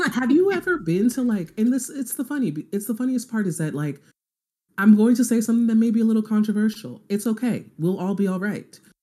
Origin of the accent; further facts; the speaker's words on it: Nigeria; I'm Nigerian